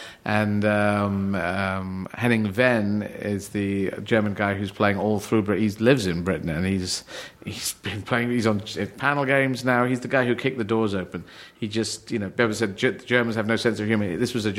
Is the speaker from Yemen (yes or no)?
yes; Aden, Yemen; born there; And I was born in Yemen. I was born in Aden in Yemen, and they have a very tough time there.